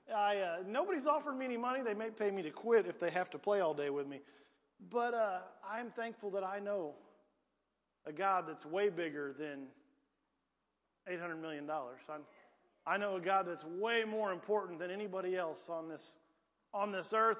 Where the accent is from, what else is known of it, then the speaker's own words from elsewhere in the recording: Piedmont, United States; I was raised in Piedmont